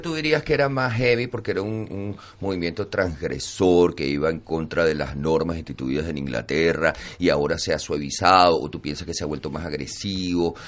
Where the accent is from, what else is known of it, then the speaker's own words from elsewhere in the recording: Venezuela; moved away; also born or lived in Barcelona; todos los venezolanos, tanto los que están allá que lo están sufriendo a piel propia y como los que estamos fuera